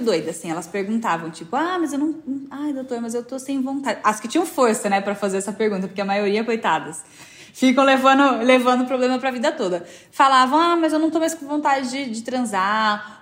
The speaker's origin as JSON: {"language": "Portuguese", "region": "interior of São Paulo", "country": "Brazil", "moved": "as an adult", "lives_now": "São Paulo, Brazil", "said": "Sou do interior de São Paulo."}